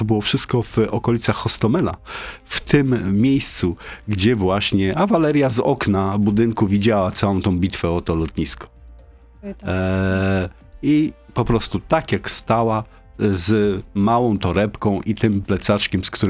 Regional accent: Donbas, Ukraine; first language ru; Polish is a second language; Pochodzę z Donbasu, więc tam jest, e, to jest mój język rodzinny.

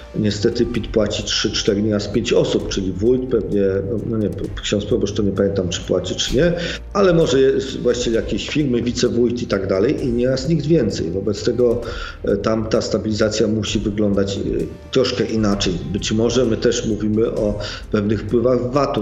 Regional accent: Sopot, Pomeranian Voivodeship, Poland; Ja jestem, wychowałem się w Sopocie, jestem przyzwyczajony, wychowałem się w Trójmieście

